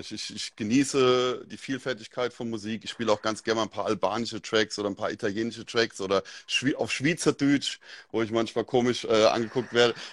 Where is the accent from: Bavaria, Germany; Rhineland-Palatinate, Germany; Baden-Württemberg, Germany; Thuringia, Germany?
Rhineland-Palatinate, Germany; Mainz; Ich komme aus Mainz, aus der Nähe von Mainz. Ich bin Mensa Bub. Hört man vielleicht auch am Dialekt.